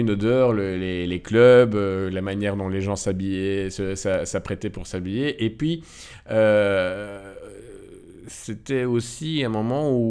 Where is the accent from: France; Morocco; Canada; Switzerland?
Morocco; moi, je suis originaire du Maroc